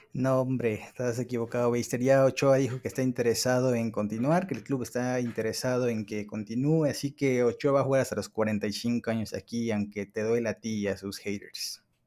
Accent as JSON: {"language": "Spanish", "country": "Mexico"}